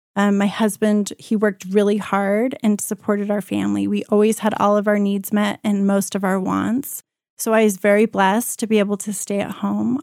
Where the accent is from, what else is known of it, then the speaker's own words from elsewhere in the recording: Colorado, United States; also born or lived in Cuba / Hong Kong; I was born in Cuba. I lived most of my life in Colorado in my younger years, and this is where I went to high school.